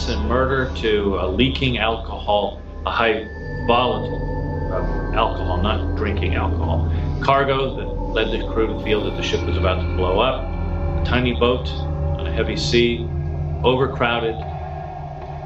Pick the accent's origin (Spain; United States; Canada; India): Canada; moved away; back home to Canada